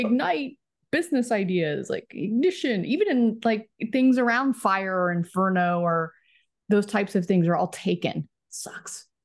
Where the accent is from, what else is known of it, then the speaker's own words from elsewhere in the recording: Plano, Texas, United States; moved away as an adult; also born or lived in St. Louis, Missouri; now in Los Angeles, United States; I'm from Dallas, I'm a Cowboys fan